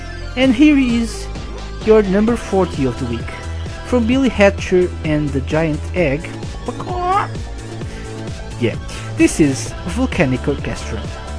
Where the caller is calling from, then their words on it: Portugal; I'm live from Portugal, and I'm live to play you the most requested songs of the week